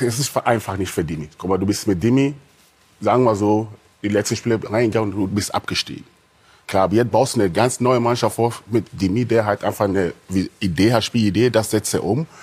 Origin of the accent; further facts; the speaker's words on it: Hanover, Lower Saxony, Germany; bei uns in Hannover